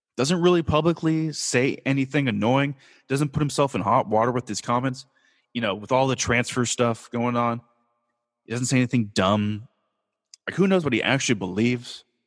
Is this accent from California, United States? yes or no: yes; Southern California, United States; moved away; also born or lived in Kansas; I am born and raised in Southern California